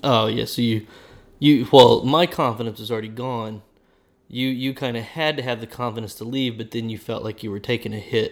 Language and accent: English; Oklahoma, United States; I'm from Oklahoma, and we live in Oklahoma